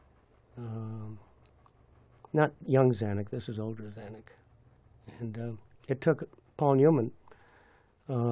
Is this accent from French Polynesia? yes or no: yes; French Polynesia; I was born in Tahiti